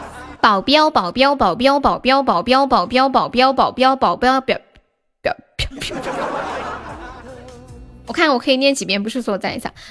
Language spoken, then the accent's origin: Chinese; Sichuan, China; 那贵州跟我们四川方言应该很像了。